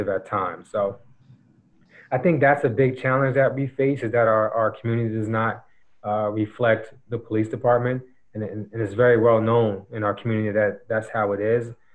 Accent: Neptune, New Jersey, United States; I had a very good experience growing up in Neptune

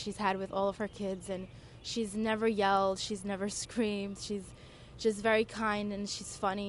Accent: New York City, New York, United States; I was born and raised in the Bronx.

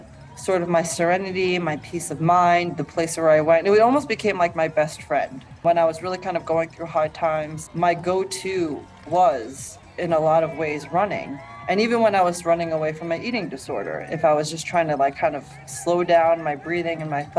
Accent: New York, United States; My first marathon, it's my home state.

